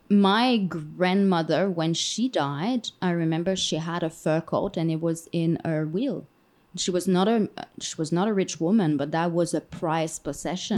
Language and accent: English; Canada; moved away; as a Canadian